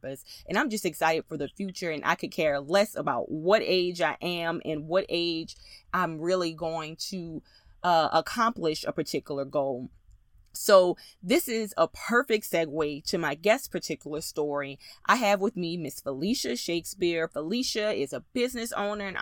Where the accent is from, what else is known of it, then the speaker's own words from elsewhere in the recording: Louisiana, United States; me being a Southern girl and from Louisiana